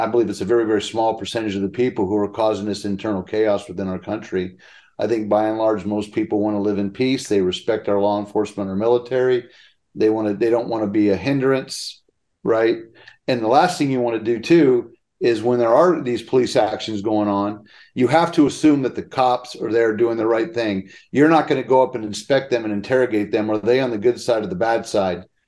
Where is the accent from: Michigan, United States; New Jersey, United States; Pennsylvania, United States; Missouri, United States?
Pennsylvania, United States; moved away; When we were growing up in Pennsylvania, we had five families on one one phone line